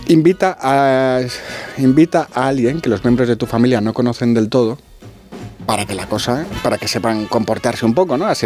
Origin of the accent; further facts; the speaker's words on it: Spain; Y como los españoles no vamos a ser menos que los británicos, vamos a dar esa cifra por buena.